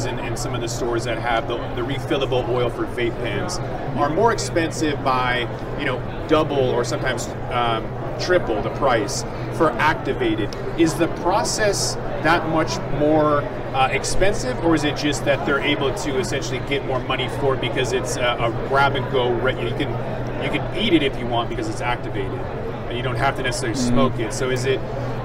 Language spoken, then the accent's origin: English; Seattle, Washington, United States; I'm from Seattle